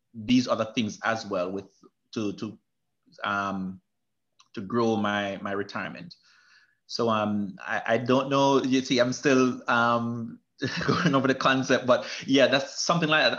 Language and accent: English; Manchester Parish, Jamaica; moved away; I'm from Manchester, Jamaica, which is a central part of Jamaica.